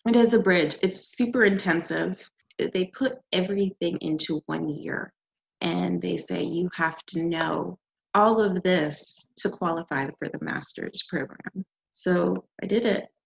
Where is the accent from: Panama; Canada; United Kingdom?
Canada; moved away as an adult; also born or lived in Jamaica / New York / Los Angeles; now in United States; I am Canadian, and uh, my parents are Jamaican, and we migrated to the U.S. and I came here for school, uh, undergrad, and I stayed